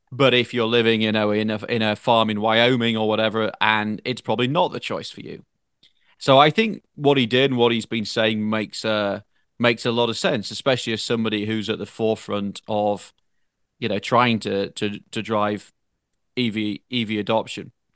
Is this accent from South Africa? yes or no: no; United Kingdom; now in United States; a Brit with a French wife